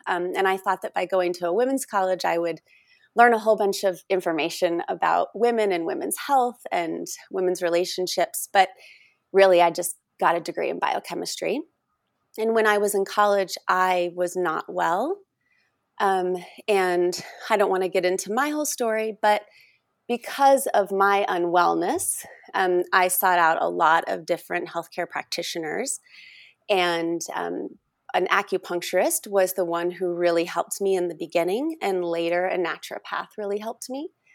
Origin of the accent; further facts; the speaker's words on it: Oregon, United States; moved away; also born or lived in Texas; Oregon, my home state